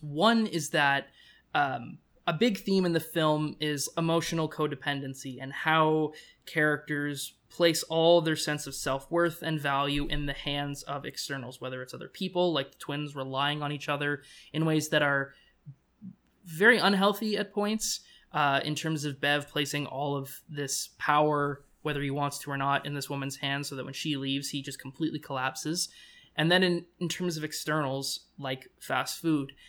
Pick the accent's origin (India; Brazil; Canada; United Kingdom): Canada; as a Canadian